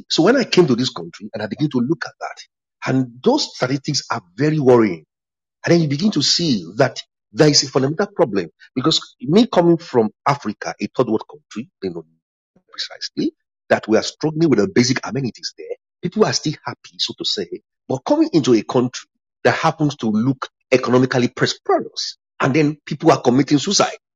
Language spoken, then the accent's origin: English; England, United Kingdom; by virtue of nationality, nationality, I'm I'm British, but I'm also English.